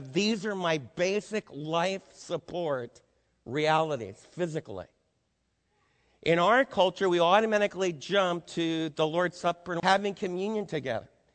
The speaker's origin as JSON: {"language": "English", "town": "New York City", "region": "New York", "country": "United States", "tie": "born or raised there", "also_born_or_lived": "Adirondacks, New York", "moved": "yes", "said": "I was raised in New York City"}